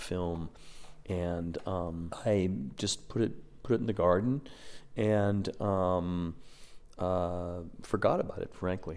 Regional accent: Midwest, United States; moved away as an adult; also born or lived in rural New York / San Francisco; now in New York, United States; I grew up in the Midwest, went to school in rural New York, but then moved to San Francisco and then I moved to New York

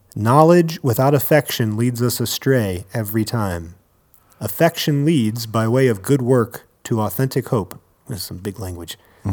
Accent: East Coast, United States; now in Denver, United States; I was born on the East Coast and now I live

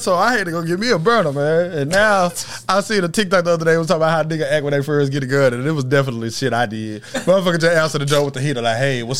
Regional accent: Texas, United States; I'm from Texas

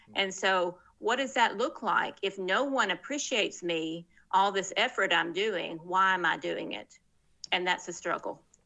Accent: Murfreesboro, Tennessee, United States; moved away as an adult; also born or lived in West Africa / Texas / Middle East / North Africa; I'm from Tennessee originally, and that's where I live now as well

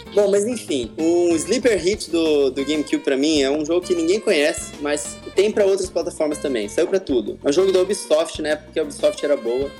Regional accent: Campo Grande, Mato Grosso do Sul, Brazil; accent: caipira; moved away as an adult; now in Rio de Janeiro, Brazil; eu sou de Campo Grande, Mato Grosso do Sul

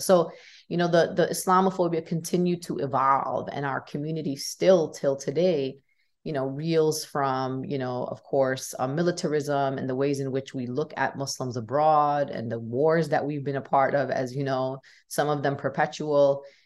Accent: New York City, New York, United States; I was born and raised in Brooklyn, New York

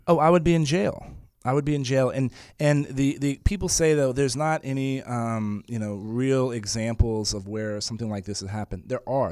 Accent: San Antonio, Texas, United States; I was born and raised in San Antonio

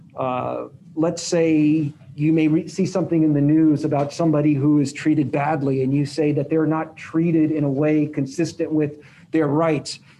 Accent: Las Vegas, Nevada, United States; I grew up in Las Vegas

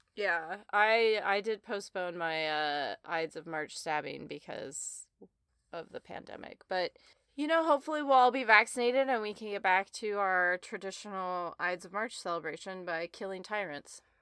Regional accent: the West, United States; I grew up in the West where that word is a verb

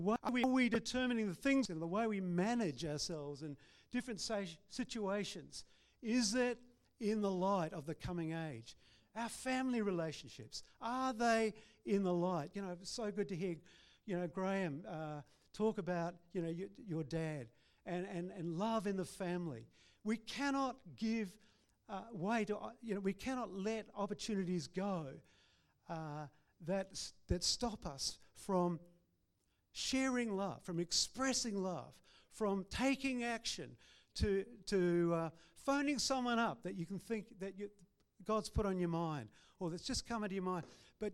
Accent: Christchurch, Canterbury, New Zealand; now in Brisbane, Australia; we were from two nations, and we had to relate virtually. We built a relationship. And so when I came over to Brisbane from Christchurch and arrived here, it was amazing.

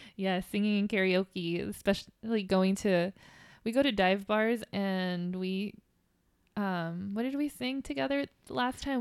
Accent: Downey, California, United States; I grew up in Los Angeles, California. Downey, to be specific

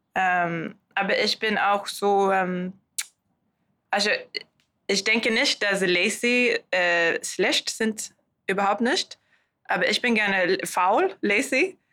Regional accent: Sweden; German is a second language; moved away; ich komme aus Schweden

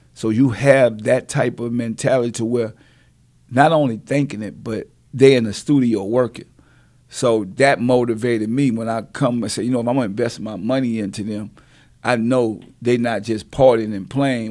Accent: New Orleans, Louisiana, United States; I'm from New Orleans, so we, we deal with hurricanes

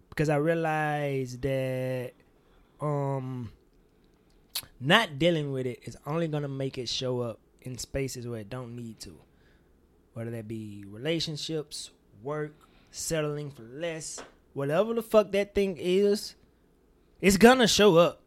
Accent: Mississippi, United States; my Mississippi bias, 'cause nigga, we don't sound like

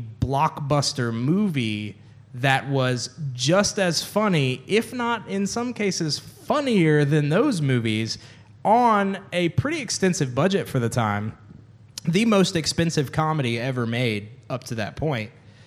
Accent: United Kingdom; I'm actually British.

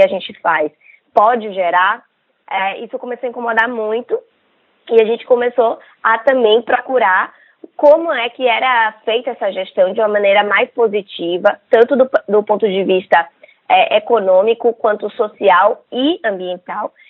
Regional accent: Salvador, Bahia, Brazil; moved away as an adult; also born or lived in São Paulo; Nós somos um, daqui da Bahia, né, é, de Salvador, e a gente se mudou para São Paulo

